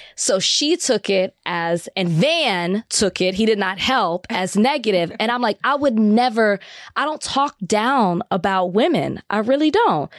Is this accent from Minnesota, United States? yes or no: no; Texas, United States; I'm from Texas